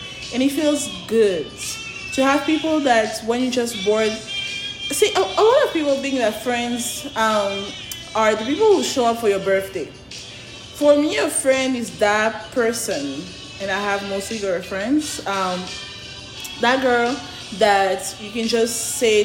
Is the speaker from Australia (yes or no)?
no; Côte d’Ivoire; moved away; I don't live in my home country. Born and raised in Ivory Coast, Cote d'Ivoire